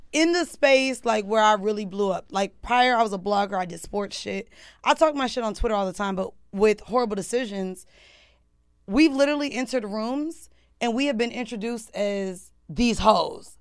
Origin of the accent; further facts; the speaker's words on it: Orlando, Florida, United States; also born or lived in Atlanta, United States; now in New York, United States; I've been in New York for ten years now, but I'm from Orlando